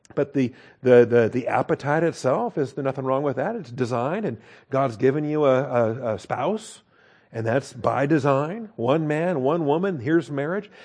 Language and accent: English; Washington, United States; I grew up in Washington State, so we're proud of our apple trees and orchards